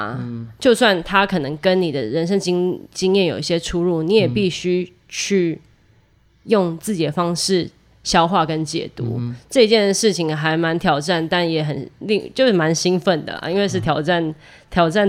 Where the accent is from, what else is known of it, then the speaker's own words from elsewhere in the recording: Taiwan; moved away as an adult; now in New York, United States; 我我也是从台湾来的，我在这边念爵士，